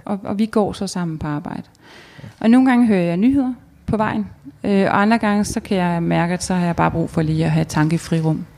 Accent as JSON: {"language": "Danish", "country": "Denmark"}